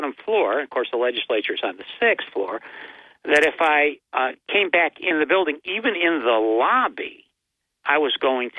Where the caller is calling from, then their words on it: Binghamton, New York, United States; from the holidays from Binghamton.